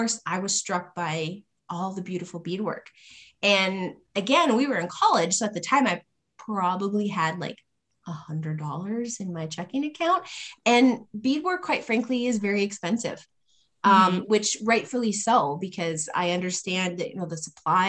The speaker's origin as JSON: {"language": "English", "region": "North Dakota", "country": "United States", "tie": "born or raised there", "said": "I grew up mostly around the Spirit Lake Nation and then up in the Turtle Mountains in North Dakota."}